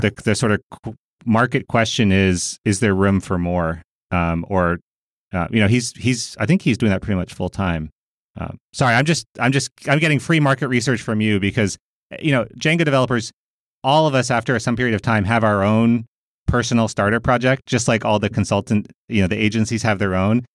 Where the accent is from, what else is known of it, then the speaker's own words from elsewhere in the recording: United States; I'm a American